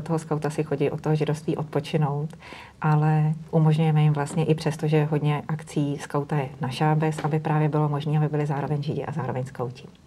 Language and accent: Czech; Bohemia, Czechia; u nás v Čechách